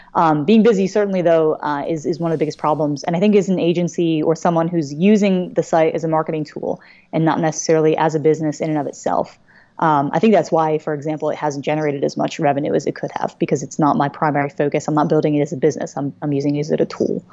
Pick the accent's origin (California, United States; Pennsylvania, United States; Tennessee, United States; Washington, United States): Pennsylvania, United States; Philadelphia; I am from the Greater Philly area